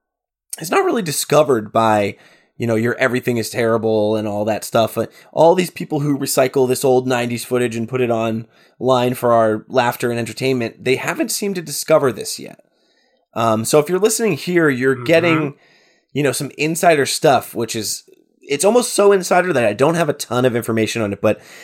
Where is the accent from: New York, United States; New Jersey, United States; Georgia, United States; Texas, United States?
New Jersey, United States; I'm from New Jersey. I grew up on punk music and I love Halloween.